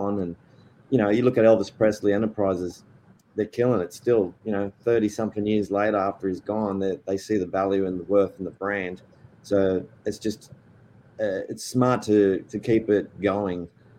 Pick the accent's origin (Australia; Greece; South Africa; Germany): Australia; now in Nashville, United States; I was born in Australia to Spanish parents